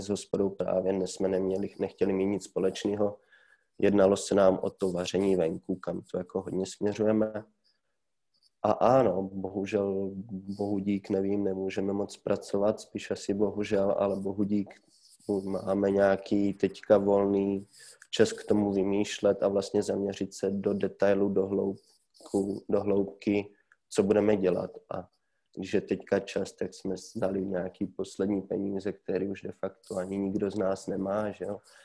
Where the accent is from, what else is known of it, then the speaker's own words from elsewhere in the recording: Ruda nad Moravou, Olomouc Region, Czechia; also born or lived in Prague; do naší domoviny, do Rudy, odkud pocházím